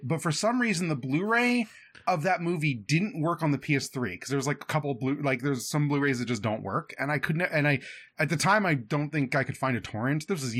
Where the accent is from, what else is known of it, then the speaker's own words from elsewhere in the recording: London, United Kingdom; mate. I'm from London. Been on the River Thames, mate.